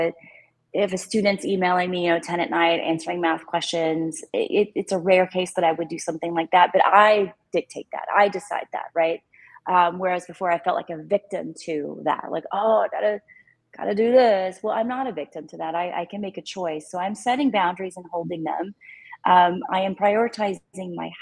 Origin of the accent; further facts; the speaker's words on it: Texas, United States; I'm a Texan